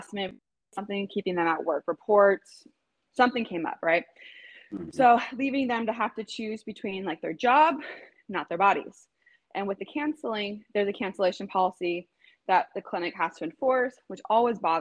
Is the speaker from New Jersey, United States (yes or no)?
no; Los Angeles, California, United States; also born or lived in Manhattan Beach, California; I'm born and raised in Los Angeles